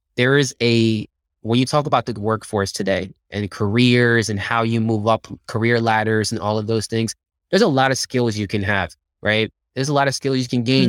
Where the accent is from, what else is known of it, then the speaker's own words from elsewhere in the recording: Philadelphia, Pennsylvania, United States; moved away as an adult; also born or lived in Dominican Republic / Silicon Valley; I grew up in Philadelphia